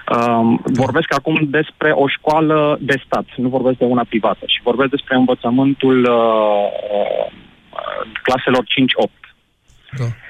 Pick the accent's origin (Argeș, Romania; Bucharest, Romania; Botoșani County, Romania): Argeș, Romania; am 40 de ani, sunt din Ioven Argeș.